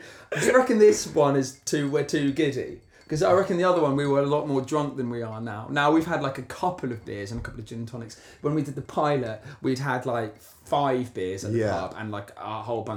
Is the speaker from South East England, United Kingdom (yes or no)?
yes; Hampshire, South East England, United Kingdom; we are from Hampshire